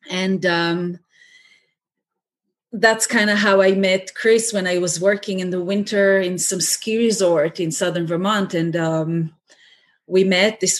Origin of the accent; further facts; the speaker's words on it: Israel; moved away as an adult; now in United States; I was um, born and raised in Israel, but now I live in the States and my whole family is still in Israel.